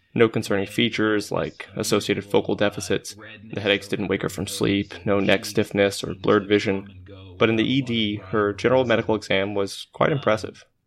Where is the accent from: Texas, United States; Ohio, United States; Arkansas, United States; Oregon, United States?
Arkansas, United States; our days growing up in Arkansas